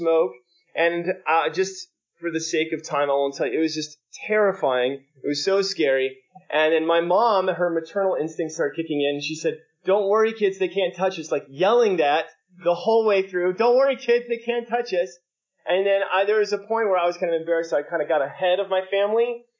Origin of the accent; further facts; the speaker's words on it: Alabama, United States; I don't know if you know this, I grew up in Alabama